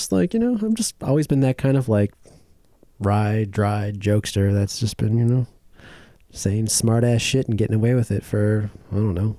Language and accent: English; Illinois, United States; moved away as an adult; now in Oregon, United States; I am from the farmlands of Illinois.